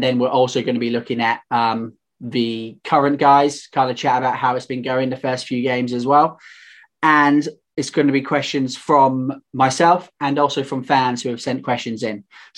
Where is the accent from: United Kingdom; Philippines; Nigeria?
United Kingdom